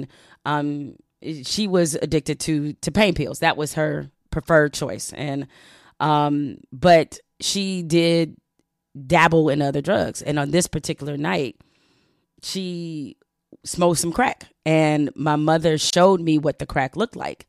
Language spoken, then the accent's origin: English; Detroit, Michigan, United States; Black, impoverished, and growing up in Detroit